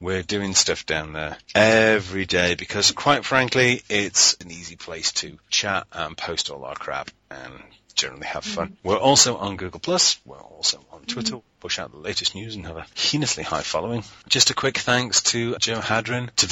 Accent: United Kingdom; We're British.

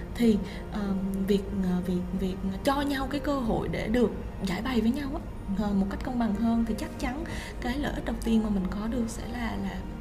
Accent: Vietnam; moved away as an adult; also born or lived in Japan

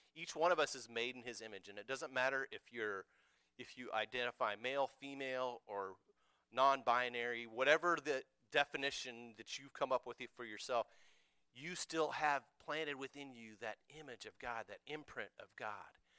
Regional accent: United States; I'm an American.

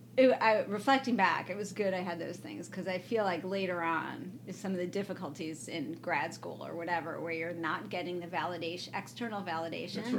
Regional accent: Evanston, Illinois, United States; moved away as an adult; also born or lived in New York; I'm from Evanston, Illinois.

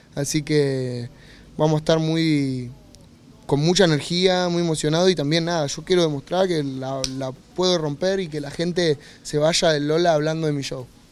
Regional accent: Argentina; me vuelvo para Argentina

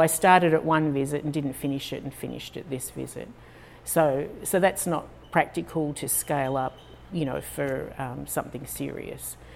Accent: Australia; also born or lived in Houston, United States; now in United States; I sound a little different. I'm Australian.

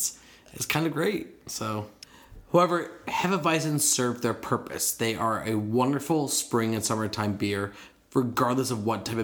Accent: United States; Well, because we're American.

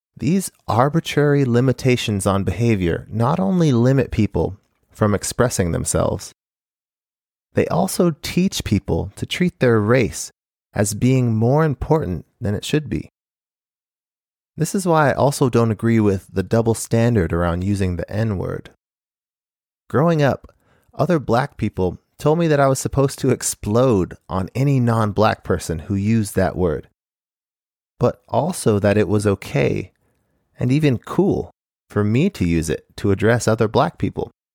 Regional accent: Phoenix, Arizona, United States; moved away as an adult; also born or lived in Japan; I grew up in Phoenix, Arizona

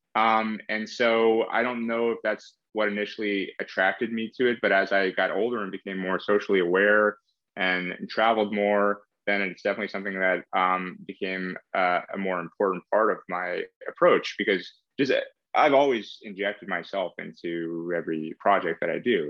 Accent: East Bay, San Francisco Bay Area, California, United States; Like Kaz and I grew up in the Bay Area

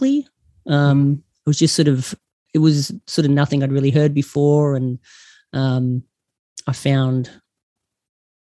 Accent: Geelong, Victoria, Australia; now in Perth, Australia; I grew up in Geelong

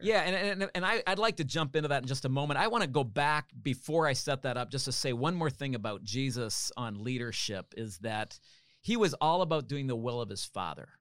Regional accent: Canada; I'm a Canadian.

